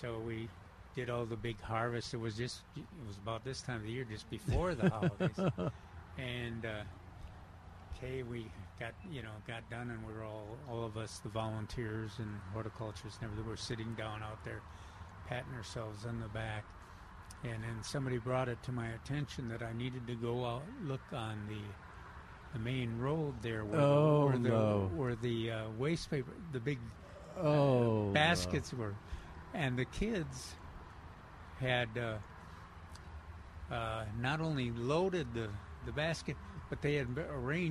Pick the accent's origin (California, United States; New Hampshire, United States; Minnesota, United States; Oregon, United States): Minnesota, United States; Minneapolis; Growing up in Minneapolis and Minnesota, you know, in the big city